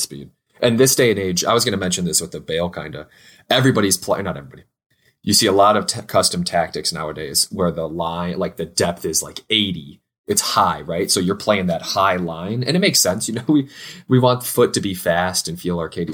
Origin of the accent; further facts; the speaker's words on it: United States; two American homies